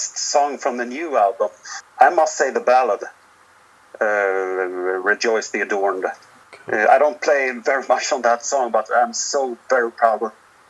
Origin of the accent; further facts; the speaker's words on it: Sweden; our hometown, because it's we've got about 15,000 people here